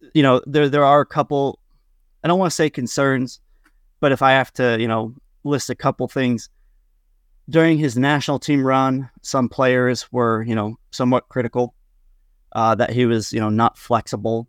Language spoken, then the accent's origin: English; Topeka, Kansas, United States; I grew up in Topeka